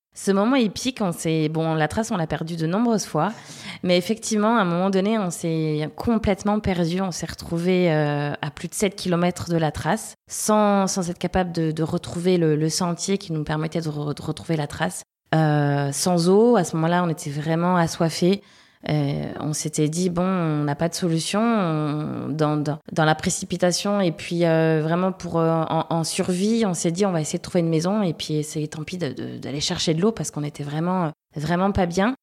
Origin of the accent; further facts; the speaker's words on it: Le Mans, Pays de la Loire, France; also born or lived in Toulouse / Angers / Uzès; now in La Réunion, France; Je suis originaire du Mans, puisque je suis née là-bas